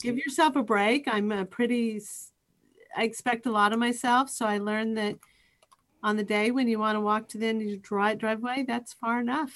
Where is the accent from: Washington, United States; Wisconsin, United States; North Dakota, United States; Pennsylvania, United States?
Washington, United States; Eastern; I grew up in Eastern Wa-, Washington